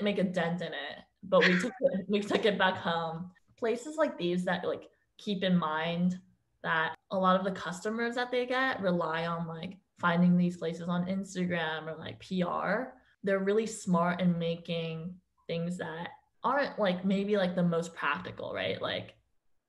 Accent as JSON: {"language": "English", "town": "Tenafly", "region": "New Jersey", "country": "United States", "moved": "yes", "lives_now": "New York, United States", "said": "I'm originally from New Jersey, actually, the small town called Tenafly, and it's only 20 minutes away from New York City"}